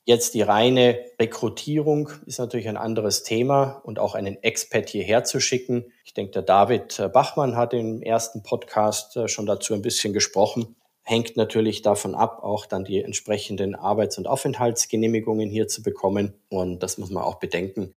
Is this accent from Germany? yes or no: no; Austria; moved away as an adult; now in Singapore; dass ich gebürtiger Österreicher bin